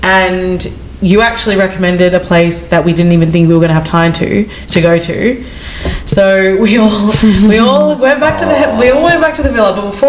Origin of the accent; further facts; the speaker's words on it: Australia; I'm just Australian